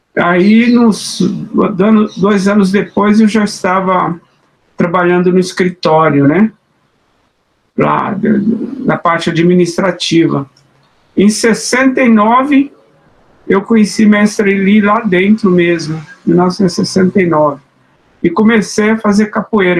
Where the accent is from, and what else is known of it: Minas Gerais, Brazil; now in São Paulo, Brazil